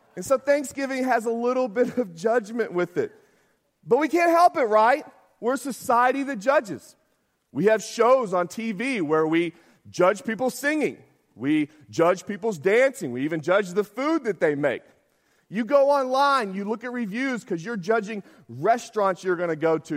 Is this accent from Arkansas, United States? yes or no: yes; Arkansas, United States; I'm from Arkansas